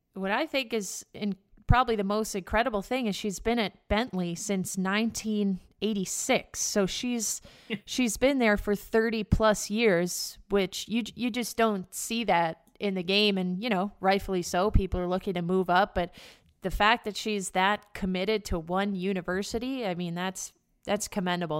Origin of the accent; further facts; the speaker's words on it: White Plains, New York, United States; in my hometown of White Plains, New York, about 30 minutes outside of the city